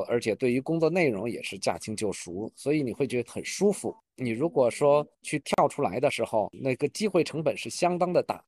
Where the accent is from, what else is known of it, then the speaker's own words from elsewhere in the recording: Beijing, China; also born or lived in Europe / Shanghai; 土生土长的北京人。然后目前的话，工作和生活都在北京